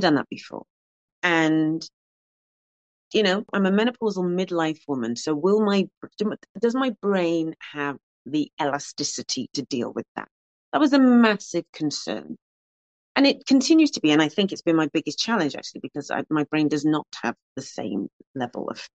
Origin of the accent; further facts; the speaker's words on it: Cardiff, Wales, United Kingdom; Growing up in Ely, so I wasn't actually born in Ely, I should stress, because somebody might pounce on that, but I was in Ely from when I was 3 months old, more like 10 weeks old.